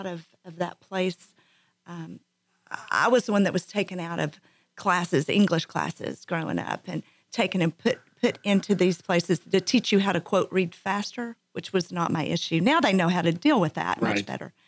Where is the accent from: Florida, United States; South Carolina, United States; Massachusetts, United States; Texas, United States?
Texas, United States; Abilene; I am from Abilene, Texas